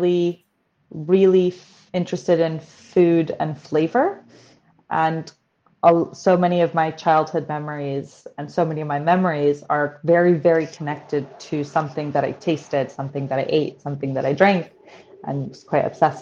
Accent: New York, United States; moved away as an adult; now in United Kingdom; I was born in New York, and both my parents actually immigrated from the former Soviet Union to Brooklyn

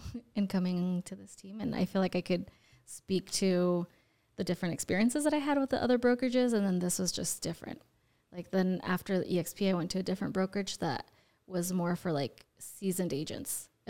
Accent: Orem, Utah, United States; Mostly Orem. Yeah, Utah County. Graduated from East Shore High School with my big old belly.

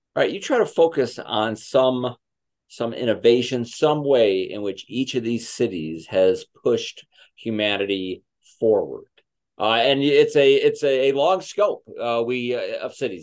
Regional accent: Chicago, Illinois, United States; I'm from Chicago.

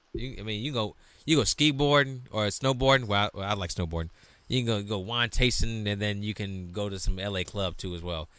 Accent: the East, East Coast, United States; I'm from the East

